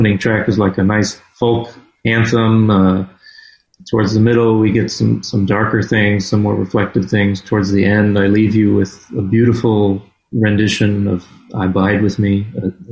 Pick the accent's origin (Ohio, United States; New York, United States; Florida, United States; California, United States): Florida, United States; an hour away from where I grew up in Florida